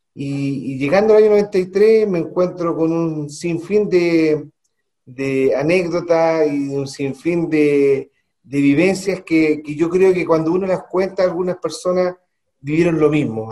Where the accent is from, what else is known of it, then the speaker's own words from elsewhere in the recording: Santiago, Santiago Metropolitan Region, Chile; moved away as an adult; also born or lived in Calama / Copiapó; Yo soy de Santiago, mi familia es de Santiago, mi madre es de los Andes